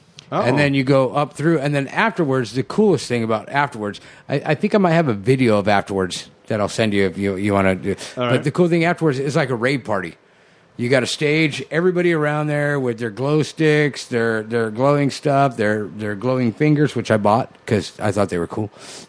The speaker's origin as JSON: {"language": "English", "town": "Guadalajara", "region": "Jalisco", "country": "Mexico", "tie": "born or raised there", "said": "That's my hometown, yo."}